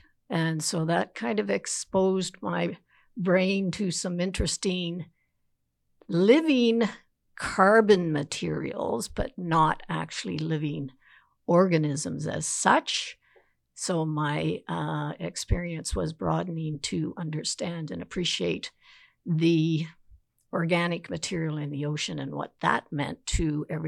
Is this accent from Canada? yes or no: yes; the Maritimes, Canada; I guess I could say growing up on the East Coast, I was also fortunate enough to have a mother who was a teacher. So she had the summers off, and we spent our summers at a cottage on the Northumberland Strait.